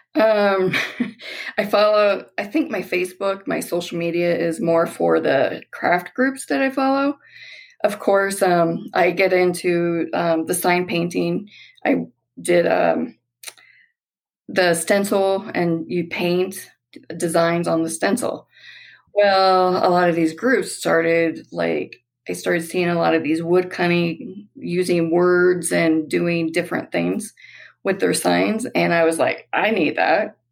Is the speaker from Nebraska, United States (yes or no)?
yes; Nebraska, United States; moved away as an adult; also born or lived in Colorado Springs, Colorado; now in Elizabeth, United States; We're originally from Nebraska. Well, I am.